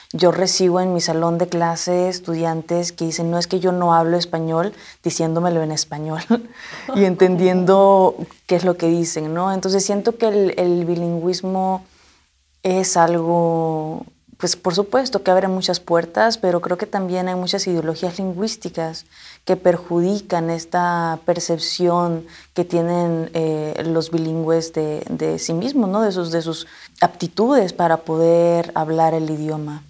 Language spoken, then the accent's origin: Spanish; Mexico; now in United States; sintiéndome más mexicana que el mole